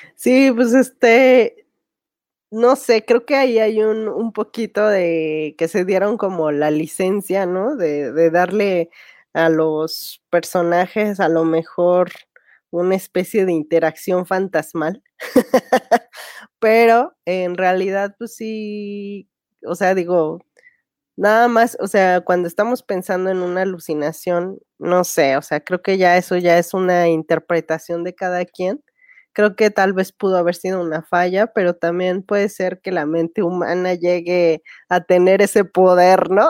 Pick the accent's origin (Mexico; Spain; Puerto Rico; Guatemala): Mexico; como audiencia mexicana